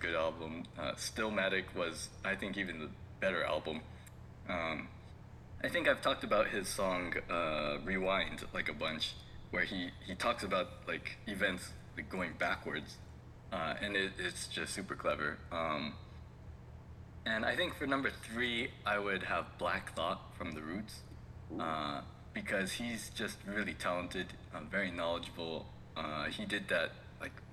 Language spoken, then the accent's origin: English; West Coast, United States; moved away as an adult; now in Japan; I'm from the West Coast